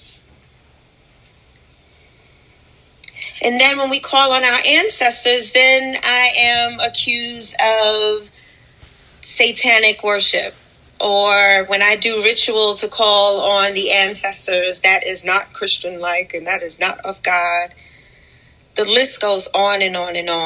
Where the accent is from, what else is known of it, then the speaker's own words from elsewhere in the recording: New York City, New York, United States; I grew up in Wagner Projects and I survived